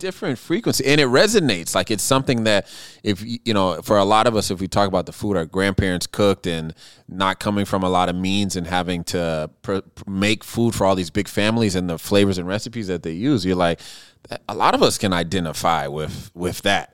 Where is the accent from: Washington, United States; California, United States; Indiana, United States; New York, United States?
Washington, United States; Seattle; now in Minneapolis, United States; I grew up in Seattle